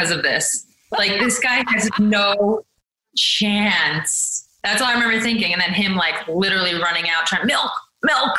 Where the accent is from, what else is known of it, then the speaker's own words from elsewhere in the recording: New York, United States; I'm from New York